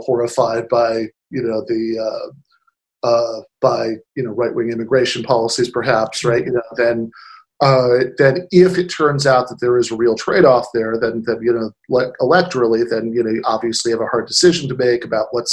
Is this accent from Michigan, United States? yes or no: yes; Michigan, United States; my home state of Michigan